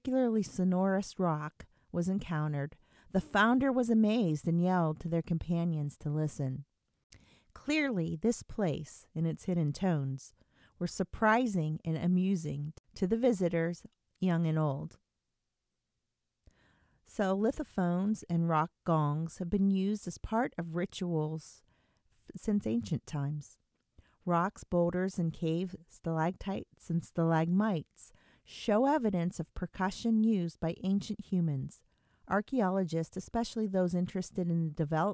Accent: Lehigh Valley, Pennsylvania, United States; I am from the Lehigh Valley part of Pennsylvania

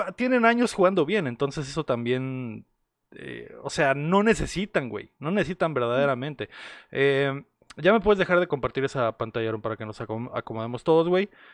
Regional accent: Mexico; nuestra nación

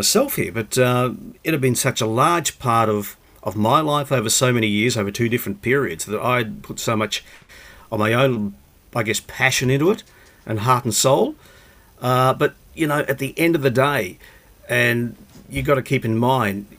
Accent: Brisbane, Queensland, Australia; me, I guess, growing up in Brisbane

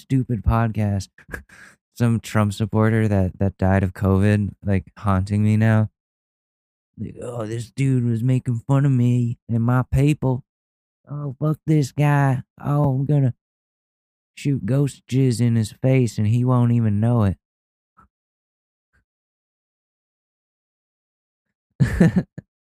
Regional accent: Ridgefield, Connecticut, United States; my hometown of Ridgefield, Connecticut

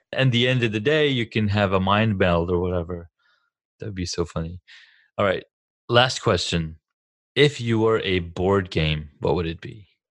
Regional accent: Saudi Arabia; also born or lived in California; now in United States; growing up in Saudi

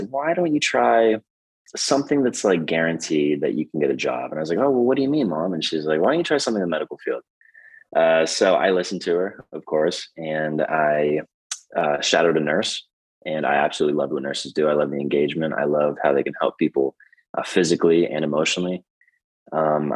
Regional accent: Emporium, Pennsylvania, United States; moved away as an adult; also born or lived in Pittsburgh, Pennsylvania; now in San Francisco, United States; I'm from a very small town, Emporium, Pennsylvania

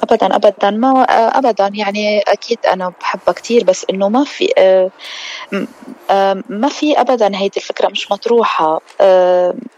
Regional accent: Lebanon; نحن دايماً بلبنان عنا طرطوشة أكتر

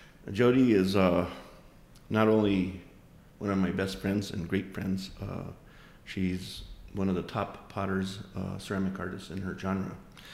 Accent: Taos, New Mexico, United States; "Where are you from?" I go, "Taos."

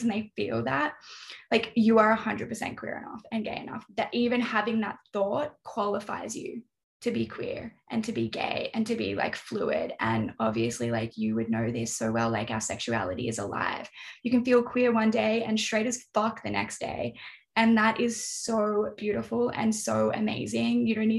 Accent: North East England, United Kingdom; But then sometimes I'm just Geordie.

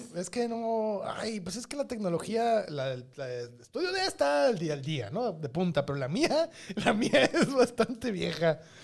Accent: Mexico; en México también así andamos

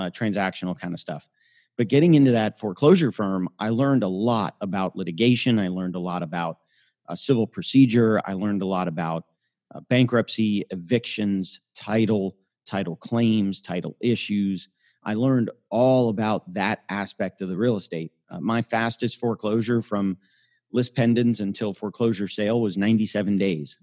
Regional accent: Miami, Florida, United States; also born or lived in Tampa, Florida / Birmingham, Alabama; I grew up in Miami

